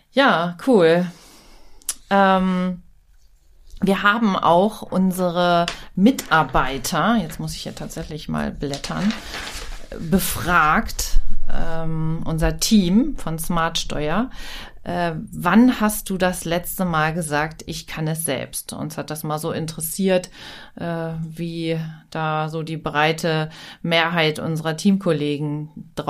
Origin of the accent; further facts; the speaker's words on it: Hanover, Lower Saxony, Germany; Also jung hier aufgewachsen, dann echt nicht aufs krasse Land gezogen und jetzt wieder hier äh, am Werk.